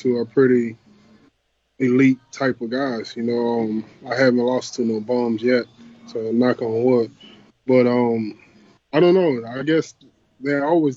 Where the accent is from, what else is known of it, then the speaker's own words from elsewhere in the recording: United States; I'm American